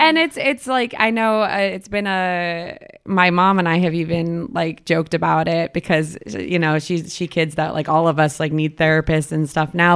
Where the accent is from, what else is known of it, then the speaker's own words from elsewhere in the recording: Boston, Massachusetts, United States; I'm from Boston, Titletown